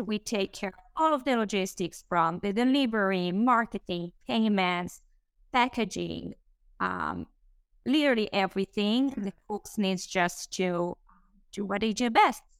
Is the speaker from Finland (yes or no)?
no; Israel; English is a second language; moved away as an adult; Israel. I grew up there.